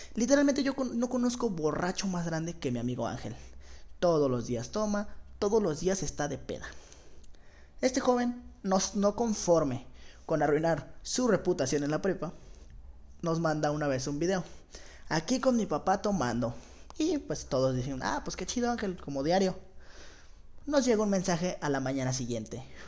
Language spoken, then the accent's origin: Spanish; Guadalajara, Jalisco, Mexico; Tengo 17 años, soy de Guadalajara, Jalisco